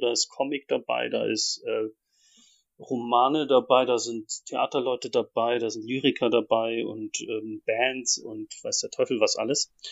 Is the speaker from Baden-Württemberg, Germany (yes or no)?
no; Ansbach, Bavaria, Germany; moved away as an adult; also born or lived in Leipzig; in so einer Laiengruppe in, in Ansbach, wo ich aufgewachsen bin